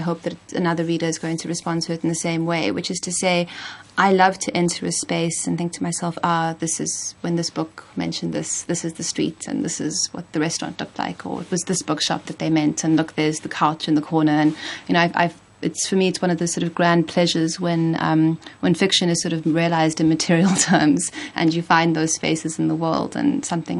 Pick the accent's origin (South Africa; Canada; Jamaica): South Africa; Cape Town, Western Cape; moved away; growing up here